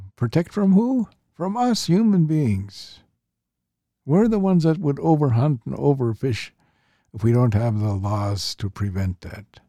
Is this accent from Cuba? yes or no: no; St'at'imc, British Columbia, Canada; I'm Statliam, so I'm with the Statliam people